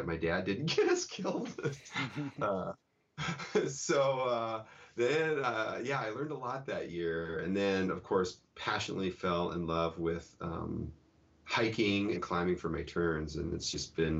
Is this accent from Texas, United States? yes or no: no; Denver, Colorado, United States; moved away as an adult; now in Seattle, United States; I grew up in Denver, Colorado, and moved to the Pacific Northwest in 1990